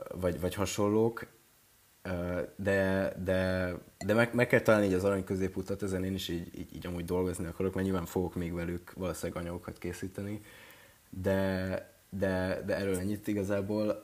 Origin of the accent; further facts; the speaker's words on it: Ajka, Veszprém County, Hungary; moved away as an adult; én is ajkai vagyok, vagyis hát ajkán születtem, meg ott éltem 18 évig